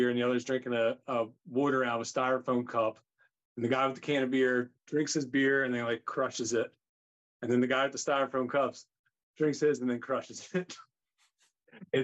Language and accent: English; Philadelphia, Pennsylvania, United States; I'm from Philly